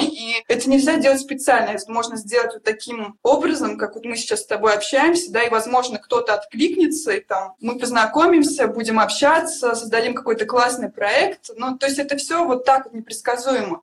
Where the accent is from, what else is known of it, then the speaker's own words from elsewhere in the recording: Siberia, Russia; moved away as an adult; now in Moscow, Russia; я родилась в Сибири